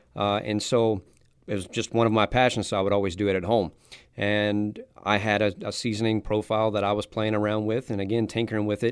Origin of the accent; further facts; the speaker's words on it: South Louisiana, United States; I'm from South Louisiana